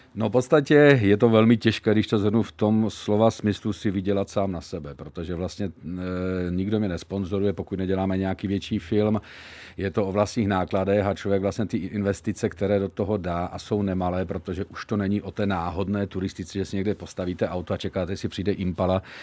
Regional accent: Zlín, Zlín Region, Czechia; já jsem švec, samozřejmě z Lín, takže jako máme tam baťu

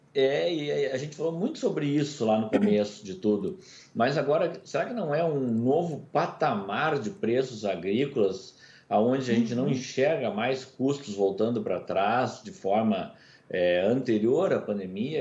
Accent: Brazil; Eu, como brasileiro

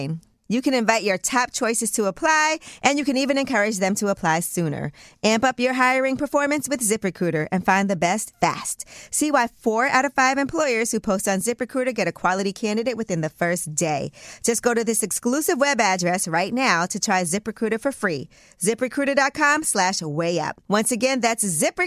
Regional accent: New York City, New York, United States; I was born in Brooklyn, at Maimonides Hospital

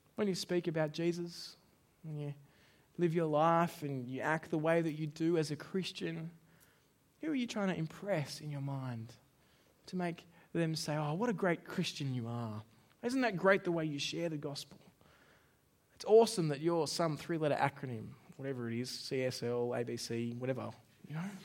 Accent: Australia; as an Australian

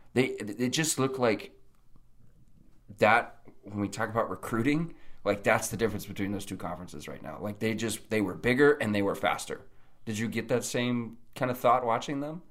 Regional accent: Nebraska, United States; I was from Nebraska

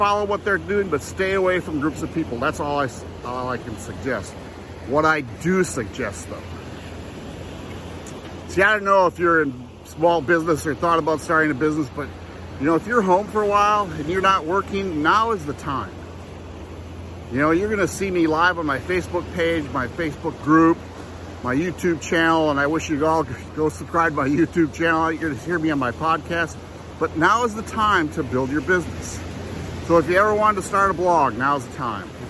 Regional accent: Andersonville, Tennessee, United States; I'm from Andersonville, Tennessee, which is by Knoxville

